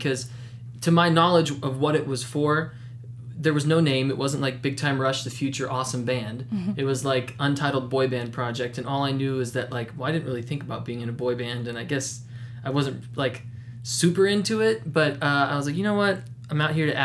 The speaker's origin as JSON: {"language": "English", "region": "Kansas", "country": "United States", "moved": "yes", "lives_now": "Los Angeles, United States", "said": "We're both originally from Kansas, so I guess, you know, hometown there, hometown here"}